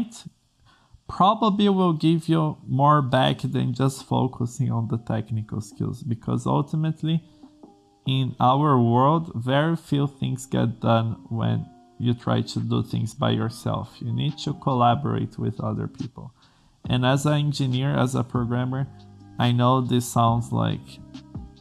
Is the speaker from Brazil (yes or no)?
yes; Brazil; English is a second language; I'm from Brazil, English is not my native language